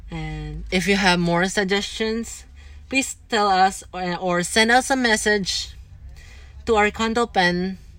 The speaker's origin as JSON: {"language": "English", "country": "Philippines"}